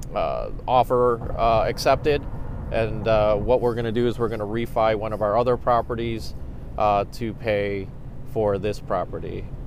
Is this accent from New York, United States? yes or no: no; Cleveland, Ohio, United States; I grew up in Old Brooklyn.